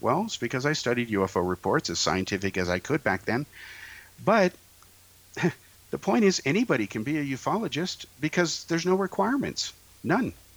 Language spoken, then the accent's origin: English; Bay Area, California, United States; I grew up in the Bay Area